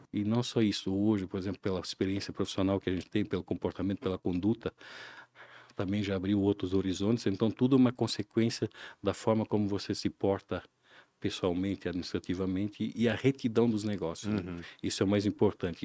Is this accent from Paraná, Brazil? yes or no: no; Ilhota, Santa Catarina, Brazil; also born or lived in Blumenau; Eu sou nascido aqui em Blumenau, mas me criei na região do Alto Baú, Ilhota, no ah. interior mesmo